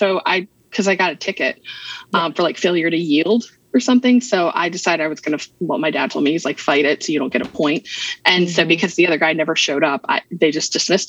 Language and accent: English; Ireland; I'm Irish. I have 2 shades, white and red.